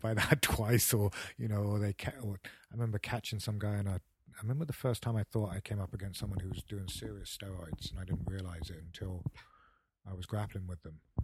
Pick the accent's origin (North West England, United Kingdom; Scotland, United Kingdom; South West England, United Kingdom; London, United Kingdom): South West England, United Kingdom; Paignton; moved away as an adult; also born or lived in Torquay / Kentucky; now in United States; my hometown in, in, uh, Paynton and Torquay